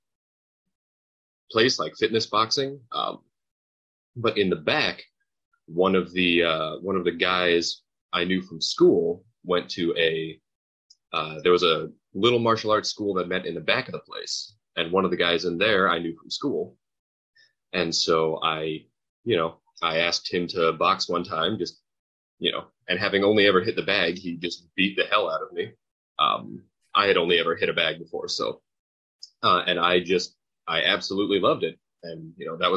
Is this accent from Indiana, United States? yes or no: yes; Carmel, Indiana, United States; moved away; I grew up in a town called Carmel, Indiana